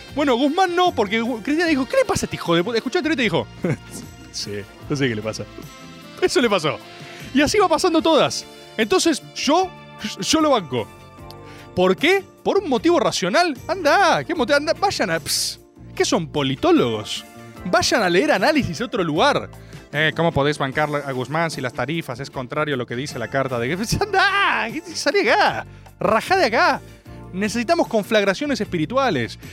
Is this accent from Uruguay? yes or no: no; Buenos Aires, Argentina; accent: porteño; nací en Buenos Aires. Sí, soy porteño